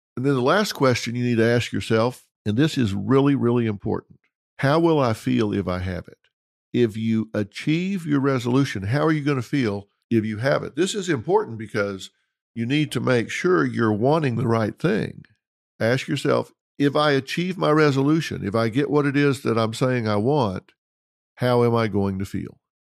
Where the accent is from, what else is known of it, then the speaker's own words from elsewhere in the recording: Dallas, Texas, United States; Parker University College of chiropractic in my hometown, Dallas, Texas.